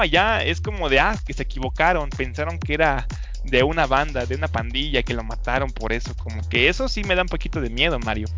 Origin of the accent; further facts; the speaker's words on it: Mexico; nosotros como mexicanos